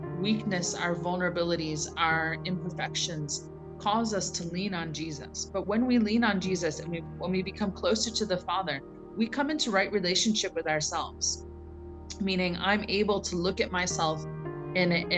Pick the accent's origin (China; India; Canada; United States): United States; moved away as an adult; now in Durban, South Africa; I'm originally from the United States